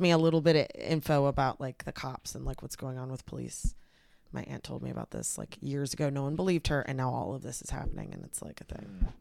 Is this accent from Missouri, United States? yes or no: no; the Bay Area, California, United States; also born or lived in Texas; Growing up in the Bay Area it was mostly like Hispanics